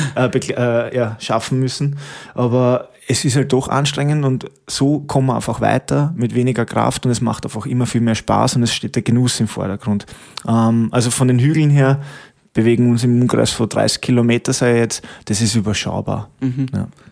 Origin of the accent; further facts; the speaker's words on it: Stockerau, Lower Austria, Austria; moved away as an adult; now in Waldviertel, Austria; ich komme eigentlich aus der Stockerauer Gegend, muss ich sagen, aber bin jetzt eben seit über acht Jahren da, schon im neunten Jahr